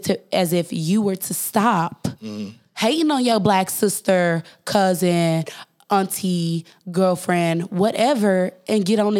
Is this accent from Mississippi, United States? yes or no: yes; Okolona, Mississippi, United States; also born or lived in Indiana / Tupelo, Mississippi; I was born in Indiana, but we was raised in this little town called Okolona, Mississippi.